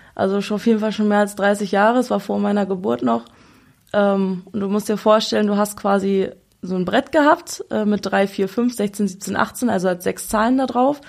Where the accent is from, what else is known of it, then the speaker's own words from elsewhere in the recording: Braunschweig, Lower Saxony, Germany; wir sind hier in Braunschweig immer zur Schule gegangen